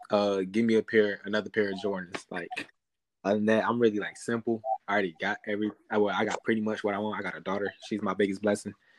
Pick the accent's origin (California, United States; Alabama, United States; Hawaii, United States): California, United States; Los Angeles; I'm 24 years old. I'm from